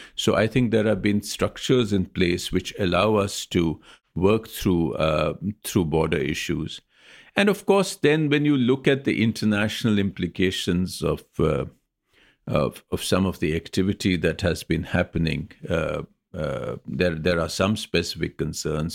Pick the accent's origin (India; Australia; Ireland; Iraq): India